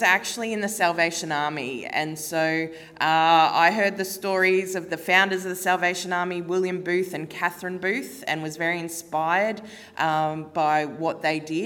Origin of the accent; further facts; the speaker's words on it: Redcliffe, Queensland, Australia; moved away as an adult; also born or lived in Cairns, Queensland / Sydney, New South Wales / Waka Waka country; now in Gympie, Australia; I've grown up and lived most of my life on southern Gubbi country in a place called Redcliffe, just north of Meanjin, Brisbane